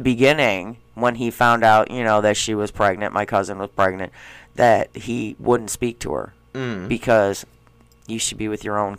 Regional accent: Schaumburg, Illinois, United States; I grew up in Schaumburg.

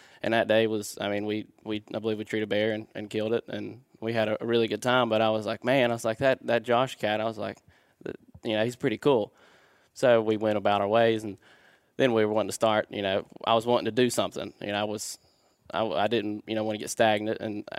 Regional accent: West Virginia, United States; I'm also from West Virginia.

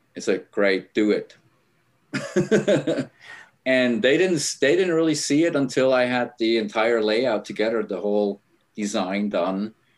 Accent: Switzerland; moved away; I'm originally from Switzerland, grew up in a small town.

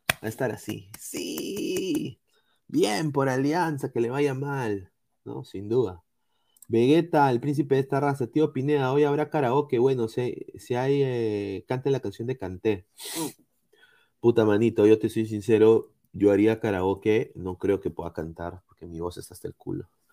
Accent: Peru; si somos peruanos, creo que tenemos algo de indígena

